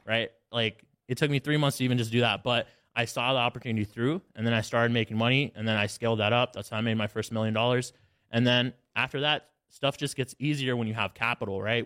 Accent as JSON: {"language": "English", "region": "Alabama", "country": "United States", "tie": "born or raised there", "said": "I grew up in Alabama"}